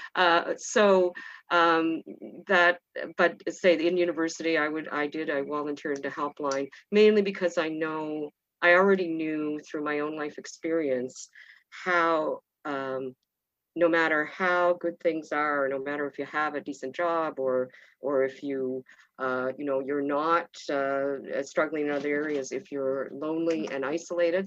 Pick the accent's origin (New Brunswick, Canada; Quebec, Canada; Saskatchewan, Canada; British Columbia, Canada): New Brunswick, Canada; I grew up in New Brunswick in a small community